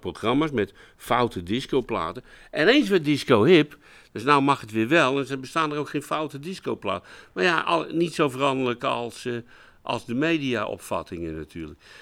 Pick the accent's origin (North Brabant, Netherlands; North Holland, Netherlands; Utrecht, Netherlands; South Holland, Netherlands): Utrecht, Netherlands; ik ben Utrechter, geen Amsterdam